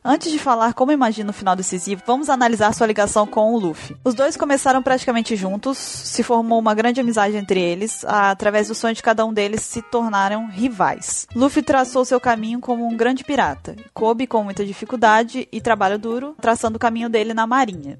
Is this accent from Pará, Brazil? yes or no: no; Espírito Santo, Brazil; sou de Guarapari, Espírito Santo